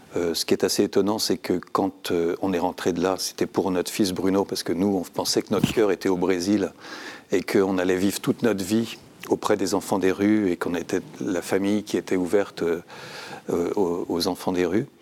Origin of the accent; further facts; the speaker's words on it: Saint-Cloud, Île-de-France, France; also born or lived in Brittany; je suis un breton de Paris. Je suis né à, Saint-Cloud